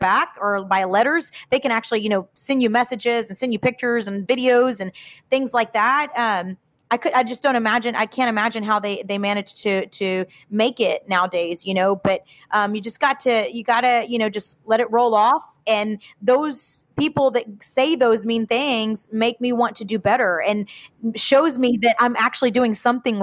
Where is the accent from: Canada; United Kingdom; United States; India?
United States; Houston, Texas; also born or lived in Piedras Negras, Mexico (ancestry); soy de mero Houston, Mexicana de corazón